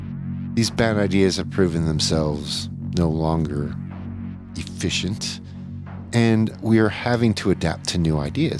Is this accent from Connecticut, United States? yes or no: no; Louisiana, United States; born there; I was born in Louisiana, so I should know.